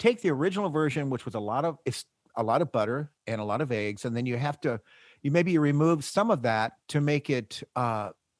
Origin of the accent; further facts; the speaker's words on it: United States; I'm American